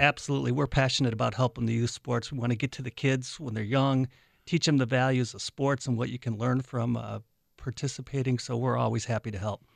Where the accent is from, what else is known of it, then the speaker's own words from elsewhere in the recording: Southfield, Michigan, United States; also born or lived in Chicago, Illinois; I was born in Chicago, lived there till I was seven, then my dad's company got transferred him to Detroit. So I grew up in Detroit